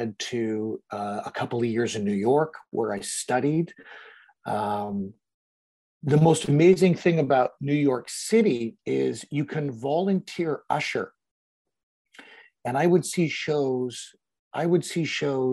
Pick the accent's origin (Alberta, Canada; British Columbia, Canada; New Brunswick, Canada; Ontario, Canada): Ontario, Canada; London; I grew up in London, Ontario, Canada